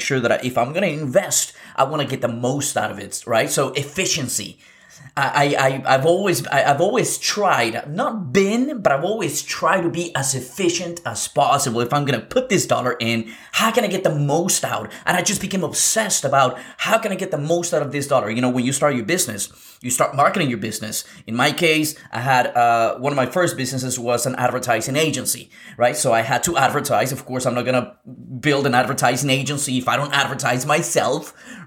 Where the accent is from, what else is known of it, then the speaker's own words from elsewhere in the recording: Lima, Peru; moved away; I was born in South America. I was born in Lima, Peru.